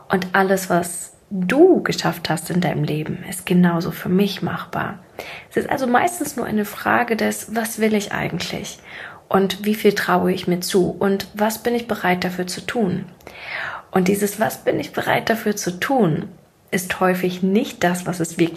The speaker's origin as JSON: {"language": "German", "region": "Siberia", "country": "Russia", "tie": "born there", "said": "ich bin sehr, sehr ärmlich aufgewachsen. Ich komme ursprünglich gebürtig aus Sibirien und bin mit einem Alkoholikervater groß geworden."}